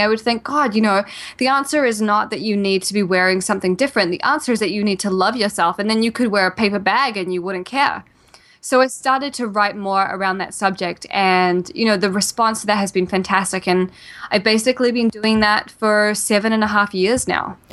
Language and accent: English; New Zealand; also born or lived in Australia; now in New York City, United States; I'm originally from New Zealand and, uh, when I was in New Zealand, um, I had a great childhood